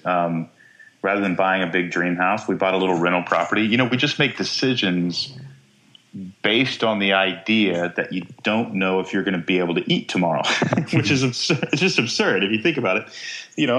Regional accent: Texas, United States; growing up in Texas

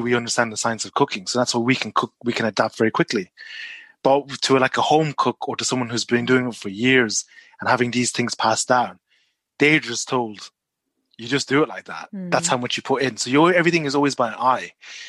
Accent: Malaysia; born there; Yeah, I was born in Malaysia.

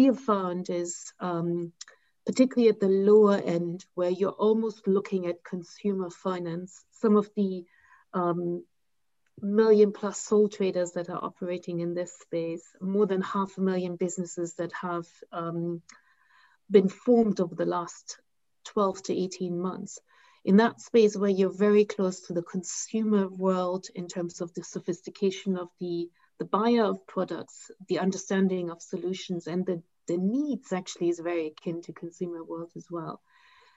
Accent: Germany; now in United Kingdom; in my home country, like Germany

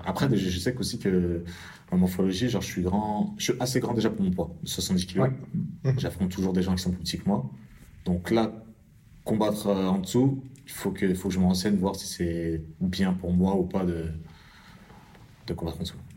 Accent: France; Je suis français

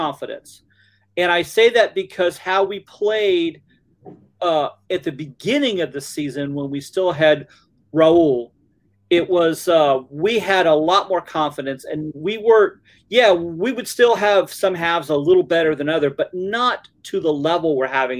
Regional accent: Alabama, United States; accent: Alabama; my Alabama accent

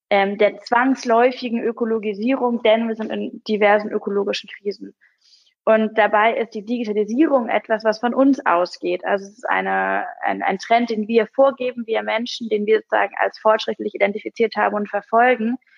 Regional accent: Hamburg, Germany; aber das wäre natürlich auch als Hamburgerin mein Traum, dass Hamburg dann irgendwann diese Stadt wird

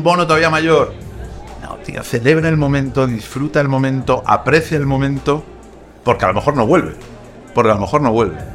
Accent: Madrid, Community of Madrid, Spain; also born or lived in Zaragoza; yo vivo en Madrid desde que era pequeño, aunque no, yo nací en Zaragoza

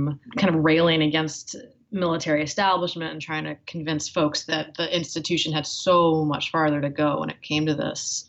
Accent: Northeast, United States; also born or lived in Boston / New York; growing up in the Northeast, mostly in Boston and New York

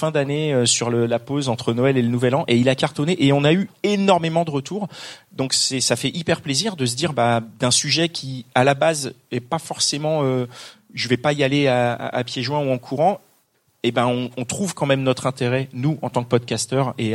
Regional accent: Paris, Île-de-France, France; on a toujours eu ce côté parisien parce qu'on est parisien.

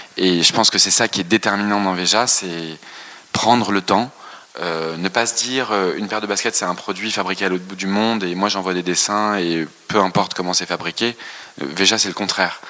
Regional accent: France; on a grandi en France, bien sûr, on, a des racines ici

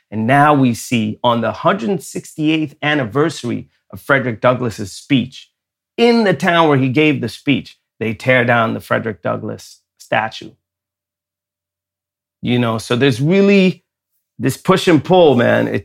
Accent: Sweden; growing up in Sweden, I had two American parents. We would always uh, celebrate the 4th of July.

